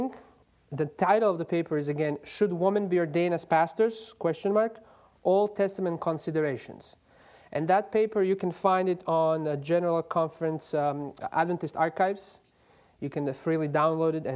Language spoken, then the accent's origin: English; Croatia; moved away; I'm from Croatia, but I'm a student at Andrews University